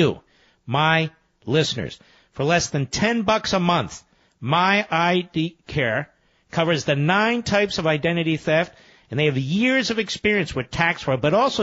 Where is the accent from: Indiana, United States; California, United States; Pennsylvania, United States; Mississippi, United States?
Pennsylvania, United States; Philadelphia; I was born in Philadelphia and I was raised in Philadelphia